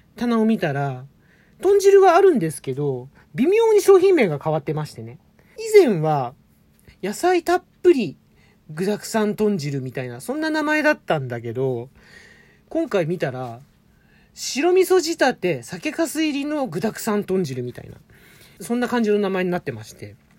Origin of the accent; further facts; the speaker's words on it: Tokyo, Japan; 東京生まれ